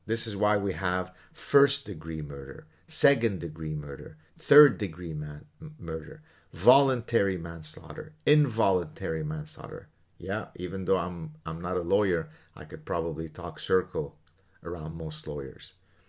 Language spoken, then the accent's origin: English; Lebanon; I mean, again, think about the world that I grew up in Lebanon. Think about what I have faced, what my family has faced in Lebanon.